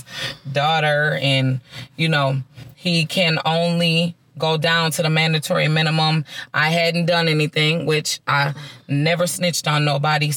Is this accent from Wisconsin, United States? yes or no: no; Minnesota, United States; I'm from Minnesota, mm-hmm. born and raised, real true Minnesota girl at heart